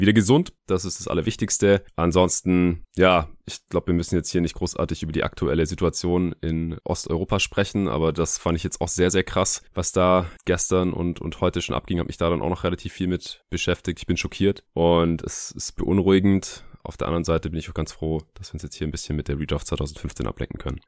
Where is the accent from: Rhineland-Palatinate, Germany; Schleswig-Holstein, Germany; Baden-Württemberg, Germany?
Baden-Württemberg, Germany; Stuttgart; now in Berlin, Germany; in meiner alten Heimat in Stuttgart